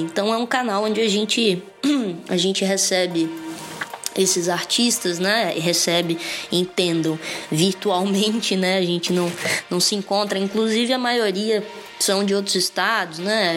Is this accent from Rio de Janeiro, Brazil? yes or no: no; Espírito Santo, Brazil; moved away; also born or lived in São Paulo; o meu estado reconheceu e validou o meu ser artístico capixaba